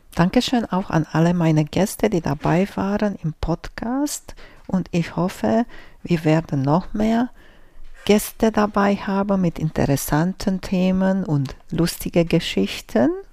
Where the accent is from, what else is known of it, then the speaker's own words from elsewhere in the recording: Romania; German is a second language; moved away; Ich bin groß geworden in Rumänien